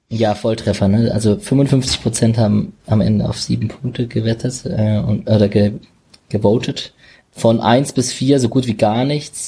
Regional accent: Berlin, Germany; ich komme ja aus Berlin

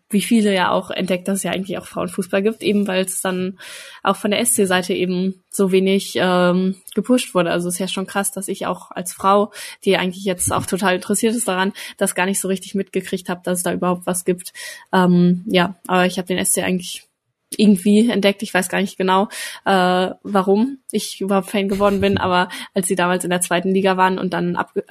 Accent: Münster, North Rhine-Westphalia, Germany; ich komme ja eigentlich aus Münster

